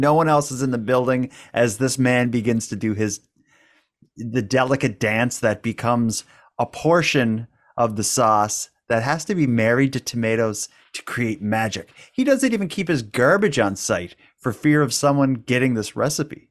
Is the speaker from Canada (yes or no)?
yes; Cape Breton, Nova Scotia, Canada; we're from Cape Breton. We're from a place that has uh, it's known for having a bit of an accent